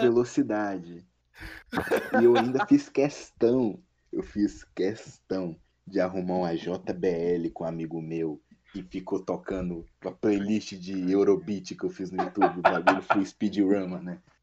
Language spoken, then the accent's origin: Portuguese; Northeast Region, Brazil; Sou nordestino